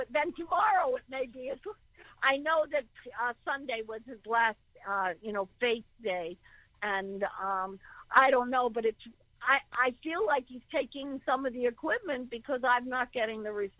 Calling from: Connecticut, United States; I'm from I'm from Connecticut

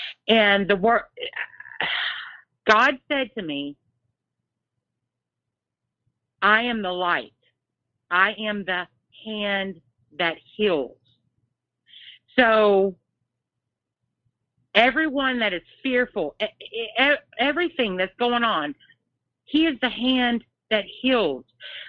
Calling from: Texas, United States; Hey, this is … from Texas. I've talked to you before.

